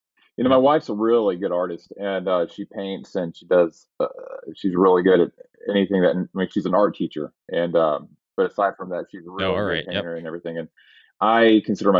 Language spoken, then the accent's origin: English; Raleigh, North Carolina, United States; growing up in Raleigh, North Carolina